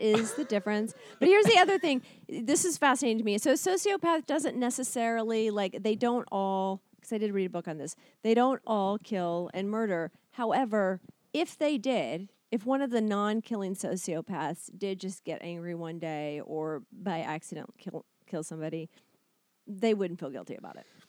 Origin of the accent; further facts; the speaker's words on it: Kentucky, United States; moved away as an adult; also born or lived in Chicago, Illinois; I'm from Kentucky